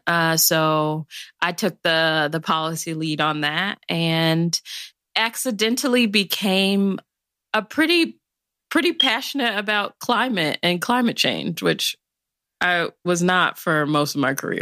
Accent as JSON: {"language": "English", "town": "Chicago", "region": "Illinois", "country": "United States", "said": "I'm originally from the South Side of Chicago"}